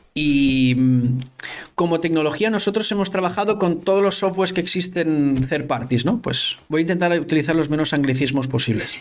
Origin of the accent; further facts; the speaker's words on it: Ontinyent, Valencian Community, Spain; also born or lived in Barcelona; Yo soy de Ontinyent, que es un pueblo que está como a una hora al sur de Valencia